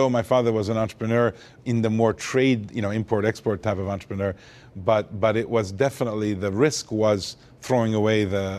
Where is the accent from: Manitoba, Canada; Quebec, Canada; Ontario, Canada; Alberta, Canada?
Quebec, Canada; Montreal; also born or lived in Beirut, Lebanon; So I was born in Lebanon, Beirut, Lebanon, of Armenian parents. Lived there till the Civil War in 1975, and ended up escaping the Civil War and growing up in Montreal, Canada.